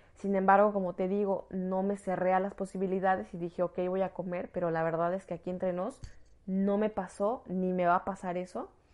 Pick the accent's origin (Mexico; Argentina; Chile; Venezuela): Mexico; moved away as an adult; now in France; soy una mexicana en el extranjero